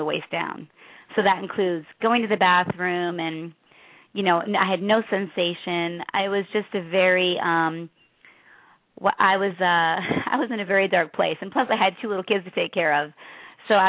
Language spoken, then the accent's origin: English; Chicago, Illinois, United States; I grew up in the South Side of Chicago